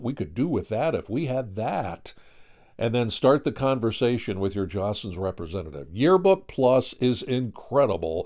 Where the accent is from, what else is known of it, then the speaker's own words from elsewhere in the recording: Pennsylvania, United States; now I'm from Pennsylvania